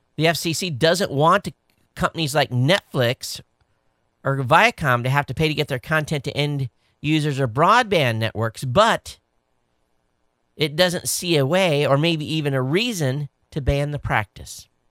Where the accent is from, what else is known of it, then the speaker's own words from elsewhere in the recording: Quincy, Michigan, United States; I grew up in Southern Michigan. Uh, for those of you watching, uh, um, I lived, uh, at the bottom of the state, Stone's Throw from the In-, Indiana state line in a small town called Quincy. It's where I went to high school